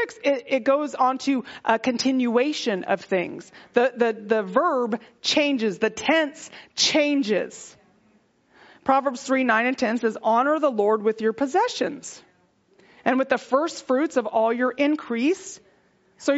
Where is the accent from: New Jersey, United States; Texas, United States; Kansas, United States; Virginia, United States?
Texas, United States; I'm from Texas